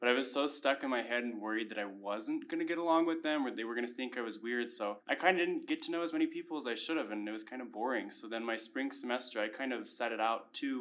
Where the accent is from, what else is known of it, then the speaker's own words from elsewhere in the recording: West Valley City, Utah, United States; moved away as an adult; now in Logan, United States; I am from West Valley City, Utah.